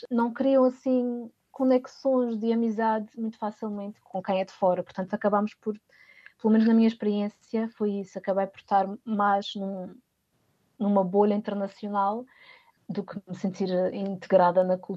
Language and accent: Portuguese; Portugal; now in Voorhout, Netherlands; Foi no Conservatório de Haia, portanto, vim de Portugal de um ambiente escolar para um ambiente escolar cá, que de certa forma já me era familiar, não é?